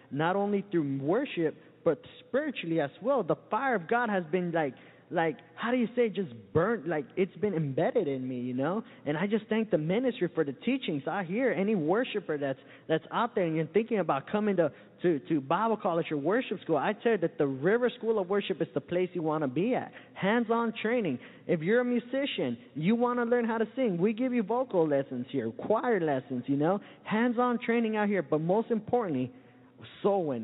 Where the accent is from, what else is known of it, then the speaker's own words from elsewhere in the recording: Santa Ana, California, United States; now in Florida, United States; I come all the way from Southern California, a little uh, town called Santa Ana.